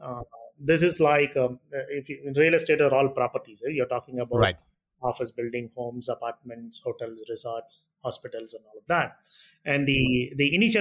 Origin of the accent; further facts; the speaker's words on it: Chennai, Tamil Nadu, India; I'm born and brought up in Chennai.